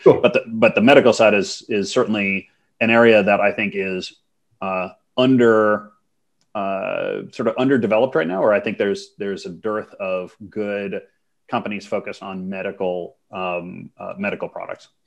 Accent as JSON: {"language": "English", "region": "Minnesota", "country": "United States", "tie": "born or raised there", "also_born_or_lived": "Montreal / New York", "moved": "as an adult", "said": "I'm, I'm U.S. citizen. So I grew up in Minnesota"}